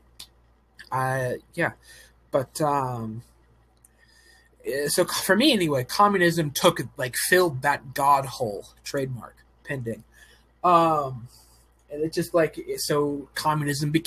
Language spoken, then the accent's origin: English; Oregon, United States; I'm from Oregon